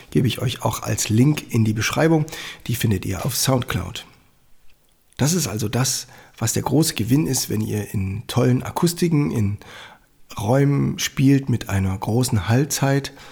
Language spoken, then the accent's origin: German; Annaberg-Buchholz, Saxony, Germany; die St. Annenkirche in Annaberg-Buchholz, meiner Heimatstadt.